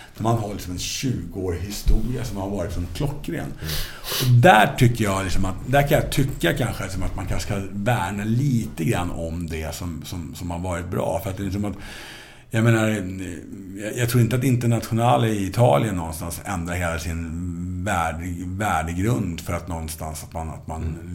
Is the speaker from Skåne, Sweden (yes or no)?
no; Stockholm, Stockholm County, Sweden; jag växte upp i Stockholmsförorterna